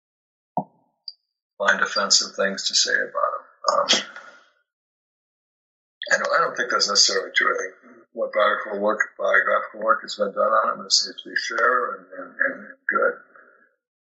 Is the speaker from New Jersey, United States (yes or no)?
no; Minneapolis, Minnesota, United States; growing up in Minneapolis